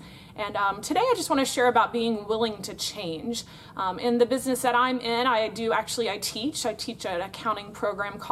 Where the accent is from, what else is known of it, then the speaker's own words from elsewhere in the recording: Florida, United States; I am from Florida in the United States of America